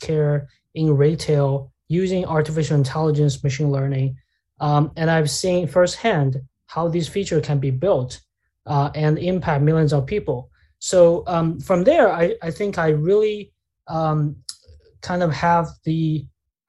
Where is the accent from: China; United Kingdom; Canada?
China; moved away; I grew up in China